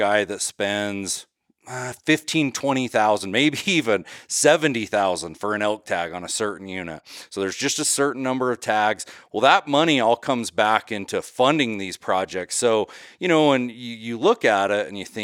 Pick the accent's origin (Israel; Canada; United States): United States; Utah; now in Idaho, United States; I actually live in Idaho, just over the border. I grew up in Utah